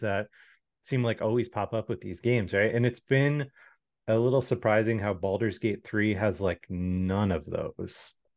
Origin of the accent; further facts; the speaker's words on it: Midwest, United States; moved away; growing up in the Midwest